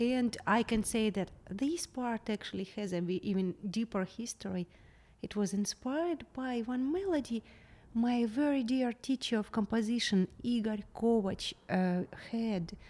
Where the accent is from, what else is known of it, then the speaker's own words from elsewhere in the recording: Kharkiv, Kharkiv Oblast, Ukraine; English is a second language; moved away as an adult; now in Charleston, United States; my hometown mm-hmm. in Kharkiv